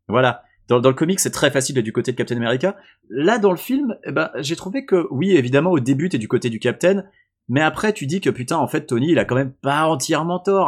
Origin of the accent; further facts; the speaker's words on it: France; je suis français